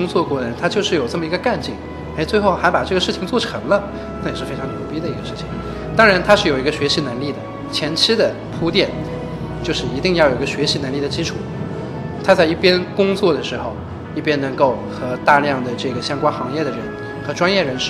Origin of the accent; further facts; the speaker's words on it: Ningbo, Zhejiang, China; now in United States; 我是个宁波人嘛。